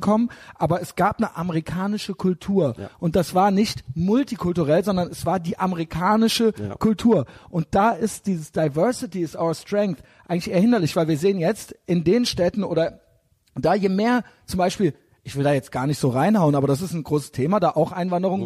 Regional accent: Koblenz, Rhineland-Palatinate, Germany; moved away; ich bin aus Koblenz, ja. ja da okay. bin ich ja als kleines Kind schon ans Hochwasser gegangen

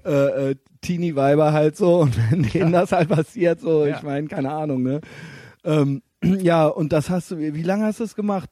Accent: Koblenz-Neuwied, Rhineland-Palatinate, Germany; now in Cologne, Germany

